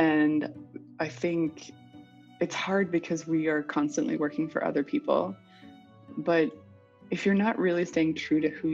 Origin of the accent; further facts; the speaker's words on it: United States; moved away as an adult; also born or lived in New York; now in Paris, France; I am American